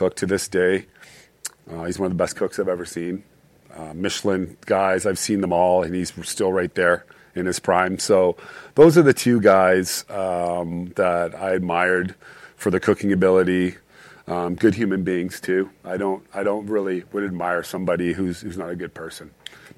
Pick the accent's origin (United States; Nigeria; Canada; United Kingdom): Canada; Calgary, Alberta; moved away; I grew up in Calgary